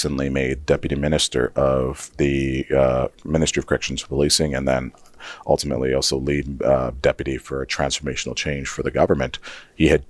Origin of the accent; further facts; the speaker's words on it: Saskatchewan, Canada; moved away as an adult; also born or lived in Nigeria / Guelph, Ontario / Regina; now in Edmonton, Canada; growing up in Saskatchewan, and especially working in like my 20s